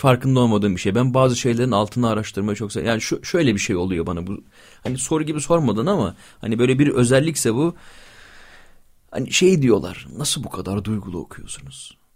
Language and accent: Turkish; İzmir, Turkey; also born or lived in Bingöl (ancestry); Bir İzmir'de büyüyen Alevi çocuğuyum.